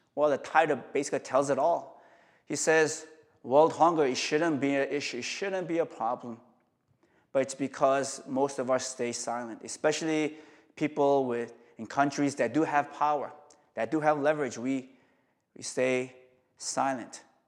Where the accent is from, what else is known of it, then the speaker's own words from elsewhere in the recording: South Korea; now in New York, United States; I'm from Korea